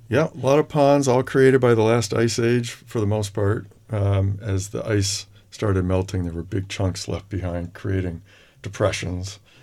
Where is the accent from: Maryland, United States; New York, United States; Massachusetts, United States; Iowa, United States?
Massachusetts, United States; Holyoke; I'm from Western Massachusetts, Oh. Holyoke, Massachusetts